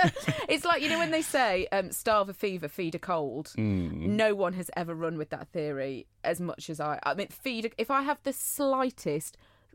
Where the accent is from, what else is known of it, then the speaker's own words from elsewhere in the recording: North West England, United Kingdom; So I used to say I came from Manchester, whereas actually it was Cheshire.